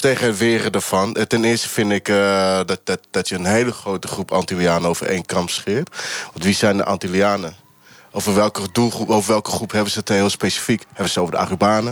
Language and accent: Dutch; Brazil; now in Netherlands; Ik ben Braziliaan